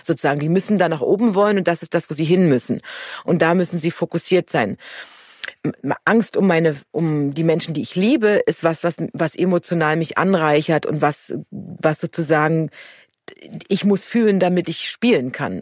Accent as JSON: {"language": "German", "country": "Germany", "said": "als Deutsche"}